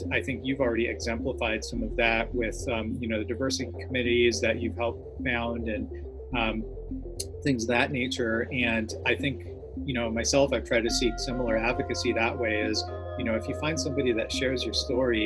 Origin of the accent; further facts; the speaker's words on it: Milwaukee, Wisconsin, United States; now in New York, United States; I grew up in Milwaukee